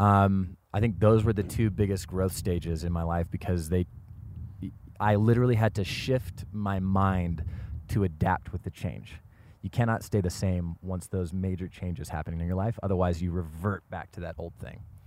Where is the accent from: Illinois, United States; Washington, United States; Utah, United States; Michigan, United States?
Washington, United States; now in Los Angeles, United States; I was born and raised in Washington State, and this just kind of feels like home to me